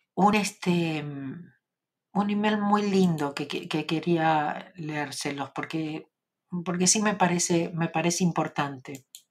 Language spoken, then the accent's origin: Spanish; Argentina; accent: Argentine; con mi acento